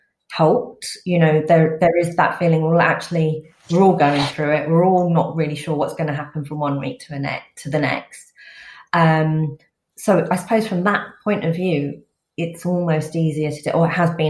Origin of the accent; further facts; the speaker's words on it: England, United Kingdom; I was born in England